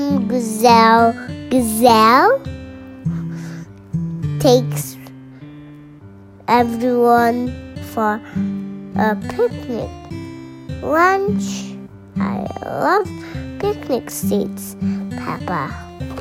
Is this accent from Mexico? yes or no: no; Indonesia; I'm going from Indonesia